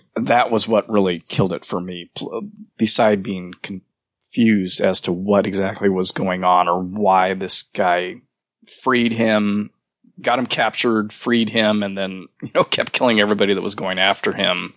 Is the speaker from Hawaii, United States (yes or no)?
no; Fresno, California, United States; born or raised there